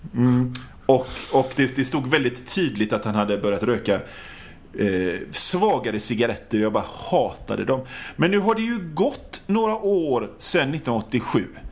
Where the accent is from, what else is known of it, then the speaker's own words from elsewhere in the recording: an island outside Gothenburg, Västra Götaland, Sweden; jag är från, från en ö utanför Göteborg